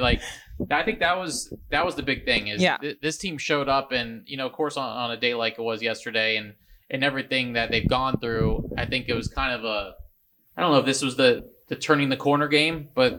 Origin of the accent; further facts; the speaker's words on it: Marietta, Georgia, United States; I grew up here in Marietta